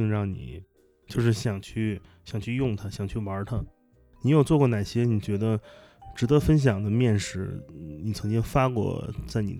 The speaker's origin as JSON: {"language": "Chinese", "region": "northern China", "country": "China", "said": "因为其实我家里我也是北方人，"}